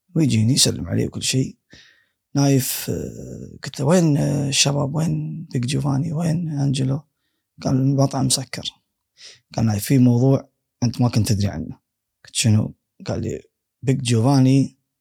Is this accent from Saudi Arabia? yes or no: no; Kuwait; انا من الكويت